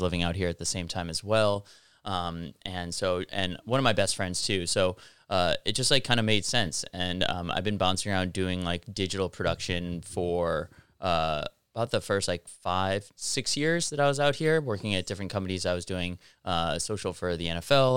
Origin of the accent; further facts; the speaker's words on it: Highland Park, Illinois, United States; moved away as an adult; also born or lived in Los Angeles / East Coast; now in South Bay, Los Angeles, United States; I'm originally from Chicago, uh, north suburb called Highland Park